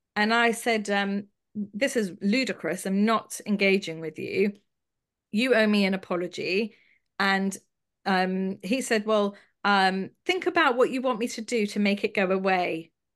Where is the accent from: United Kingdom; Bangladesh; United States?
United Kingdom; London; I grew up in London